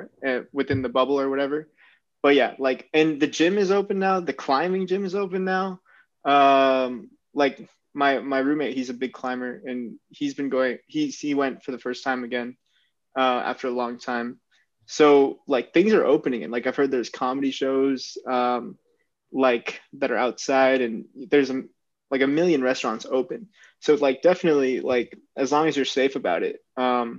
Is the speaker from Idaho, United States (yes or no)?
no; Cupertino, California, United States; growing up in Cupertino